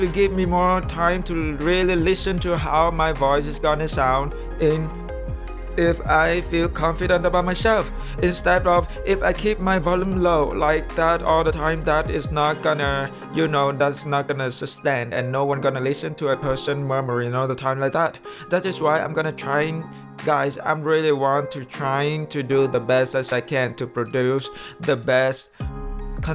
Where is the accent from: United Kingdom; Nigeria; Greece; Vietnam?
Vietnam; first language Vietnamese; English is a second language; moved away as an adult; now in United States; I was born in Vietnam